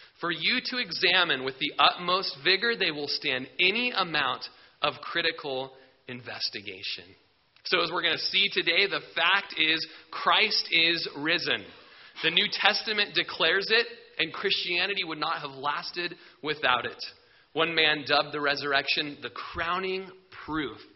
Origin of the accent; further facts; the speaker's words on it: Klamath Falls, Oregon, United States; I grew up in Klamath Falls